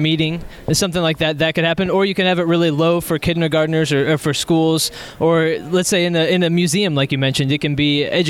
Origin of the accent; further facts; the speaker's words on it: Texas, United States; I'm from Texas.